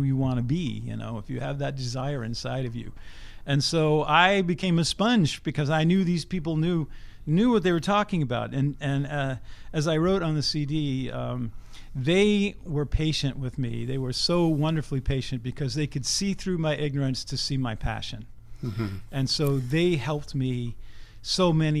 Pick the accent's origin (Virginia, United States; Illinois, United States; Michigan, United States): Virginia, United States; Richmond; moved away as an adult; also born or lived in Boston, Massachusetts; I grew up in Richmond, Virginia